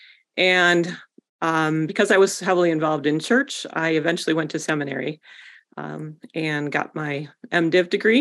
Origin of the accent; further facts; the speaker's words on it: West Michigan, United States; I grew up in West Michigan